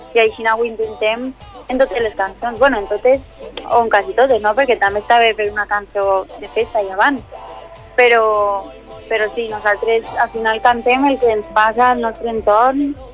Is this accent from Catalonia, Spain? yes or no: no; Valencia, Valencian Community, Spain; la Núria i jo som d'ací, nascudes a Benimaclet